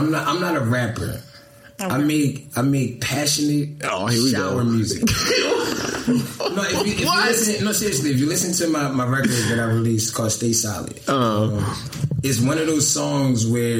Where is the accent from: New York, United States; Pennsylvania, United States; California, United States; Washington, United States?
Pennsylvania, United States; Willow Grove; also born or lived in Philadelphia; I was born in Philadelphia, but I moved outside of Philadelphia to a place called Willow Grove. Okay. Call it the county. So that's where like my roots really started at.